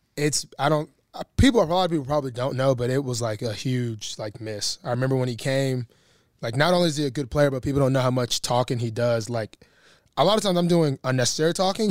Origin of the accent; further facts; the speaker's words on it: Alabama, United States; moved away as an adult; now in Baltimore, United States; I'm not a city guy. I come from Alabama